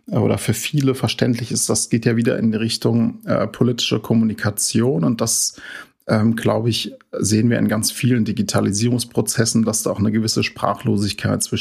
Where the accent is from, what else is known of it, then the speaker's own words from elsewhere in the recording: Neu-Anspach, Hesse, Germany; also ich komme äh, ursprünglich aus Neuansbach, das ist ja in der Nähe von Oberursel